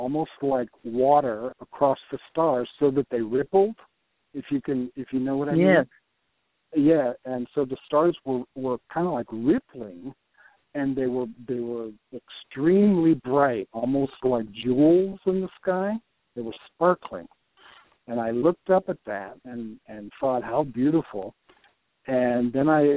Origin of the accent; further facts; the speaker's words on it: Puerto Rico; moved away; also born or lived in Michigan / Brazil / New York / Texas; I was born in Puerto Rico.